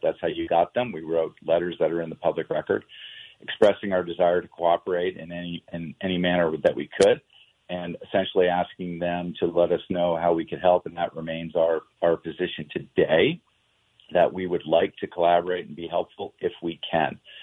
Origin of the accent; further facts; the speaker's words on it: New York, United States; moved away; also born or lived in Washington D.C.; I grew up in New York